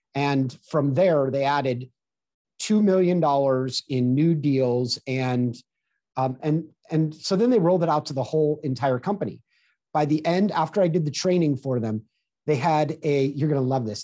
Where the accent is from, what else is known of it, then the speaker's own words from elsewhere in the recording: Manhattan Beach, California, United States; I grew up in Southern California on the beach